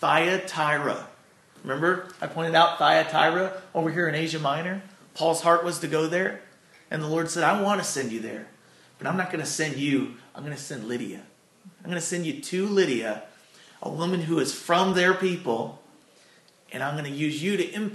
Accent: Doe Run, Missouri, United States; also born or lived in Chicago, Illinois / Farmington, Missouri; now in Arcadia Valley, United States; I'm kind of a transplant. I consider being from here.

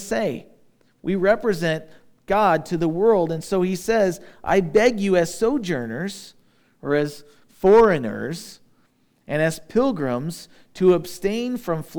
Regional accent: United States; I'm an American, but I'm a Christian first

